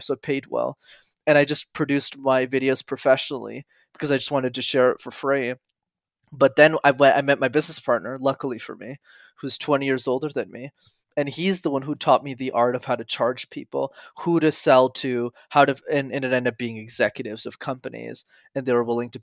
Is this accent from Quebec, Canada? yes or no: yes; Montreal, Quebec, Canada; I grew up in Montreal